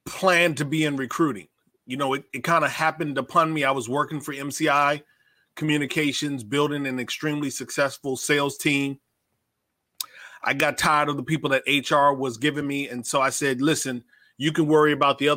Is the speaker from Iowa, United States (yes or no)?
yes; Davenport, Iowa, United States; I grew up in Davenport, Iowa, so like I absolutely know what it's like to deal with a Midwest winter